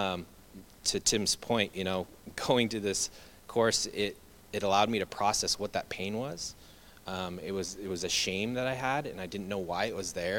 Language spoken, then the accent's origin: English; Treasure Valley, Idaho, United States; I grew up here in the Treasure Valley.